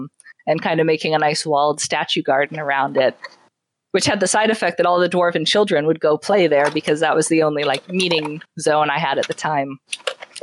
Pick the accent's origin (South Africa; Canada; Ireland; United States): Canada; I'm from Canada